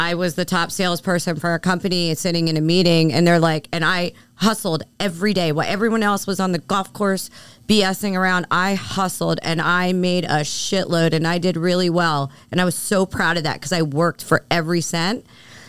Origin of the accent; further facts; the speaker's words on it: Philadelphia, Pennsylvania, United States; moved away; I'm from Philly. You know, I grew up a certain way